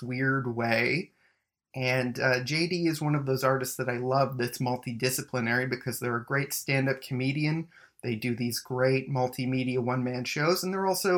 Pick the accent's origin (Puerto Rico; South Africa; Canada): Canada; Mississauga, Ontario; also born or lived in Winnipeg; now in Toronto, Canada; we also grew up, like, a couple minutes away from each other. Me in Mississauga, you in Oakville